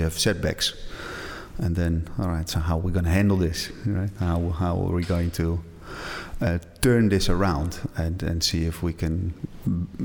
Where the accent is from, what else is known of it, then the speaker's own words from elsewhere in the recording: Edam, North Holland, Netherlands; In a very small village in Edam. It's about 30 minutes from Amsterdam